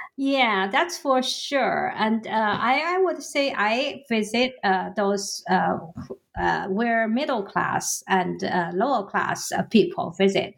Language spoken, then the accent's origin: English; Suzhou, Jiangsu, China; now in United States; Suzhou, uh, which is my hometown uh, in the Jiangsu province